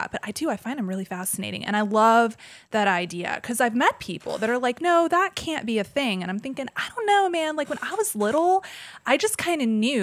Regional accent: Georgia, United States; I grew up in Georgia and the Bible Belt

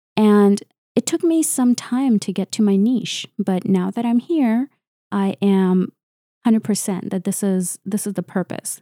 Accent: Canada; I'm a Canadian researcher and engineer

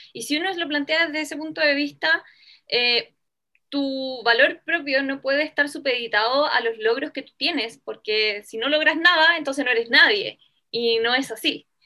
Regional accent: Chile; also born or lived in Venezuela

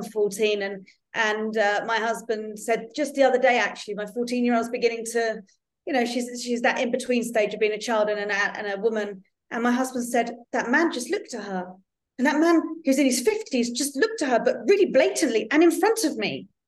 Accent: London, United Kingdom; now in Netherlands; I am a Londoner, but I actually live in the Netherlands now. So I've lived in four countries.

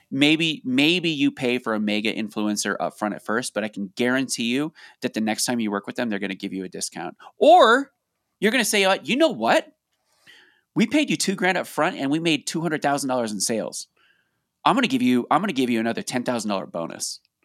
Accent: Colorado, United States; we're from Colorado

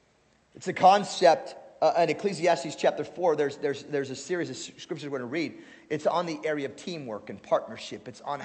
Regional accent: Alaska, United States; All right, we're from Alaska, who cares, right?

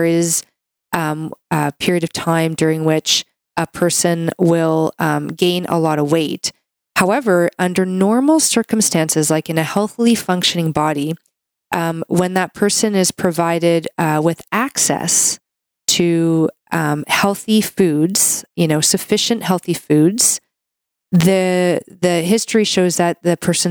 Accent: Canada; I'm a Canadian medical doctor

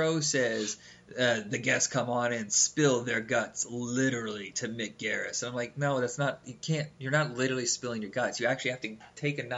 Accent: Indiana, United States; We're from Indiana

